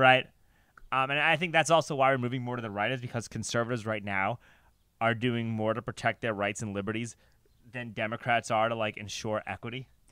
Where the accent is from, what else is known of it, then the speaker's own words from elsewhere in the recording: New York, United States; I grew up in New York